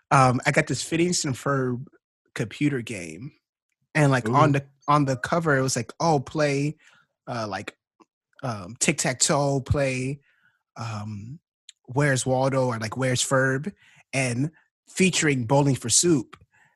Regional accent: Ghana; I'm from Ghana too.

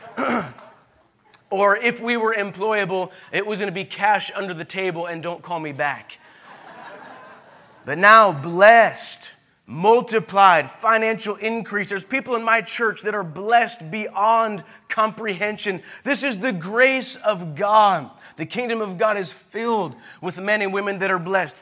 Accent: United States; I'm an American

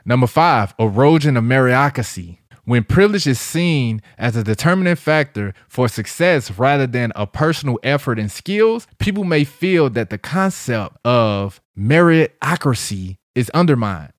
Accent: St. Louis, Missouri, United States; I'm hood nigga from Saint Louis.

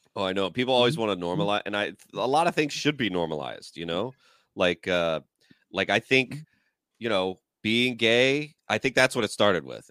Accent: Georgia, United States; moved away; we were in Georgia and like my at my hometown

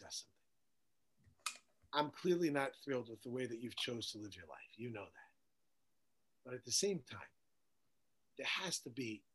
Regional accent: Woodmere, New York, United States; moved away as an adult; I grew up in Woodmere, New York

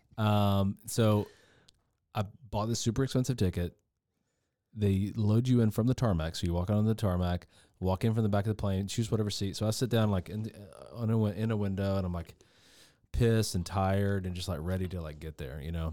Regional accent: the South, United States; I'm really from the South

